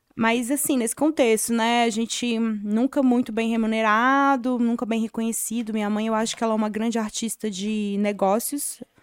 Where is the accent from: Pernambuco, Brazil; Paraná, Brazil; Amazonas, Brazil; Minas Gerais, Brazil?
Minas Gerais, Brazil; Sabará; moved away as an adult; now in São Paulo, Brazil; eu sou de BH, né? Cresci em BH, na verdade, de Sabará, que é do lado.